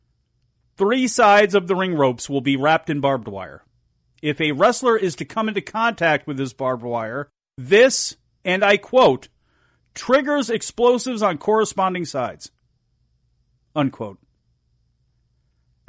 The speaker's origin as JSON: {"language": "English", "country": "United States", "said": "I am an American"}